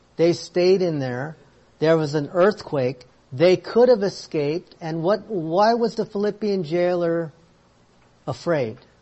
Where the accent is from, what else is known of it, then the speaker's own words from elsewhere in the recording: United States; I am American because I was born here in the States